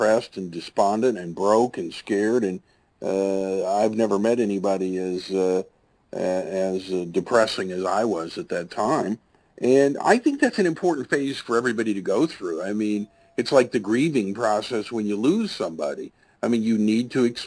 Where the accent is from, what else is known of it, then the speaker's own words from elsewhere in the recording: Tulsa, Oklahoma, United States; grew up here in Tulsa, Oklahoma, where I make my home today